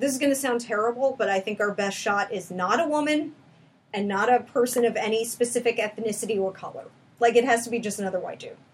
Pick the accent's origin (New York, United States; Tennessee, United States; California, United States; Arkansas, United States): New York, United States; I'm from New York